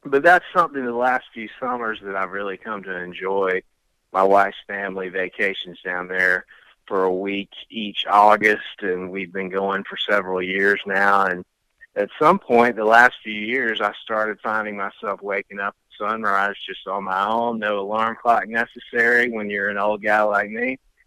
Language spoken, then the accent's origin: English; Greenville, South Carolina, United States; moved away as an adult; also born or lived in Charleston, South Carolina / Columbia, South Carolina / Beaufort County, South Carolina; now in Atlanta, United States; I grew up in Greenville, South Carolina is my hometown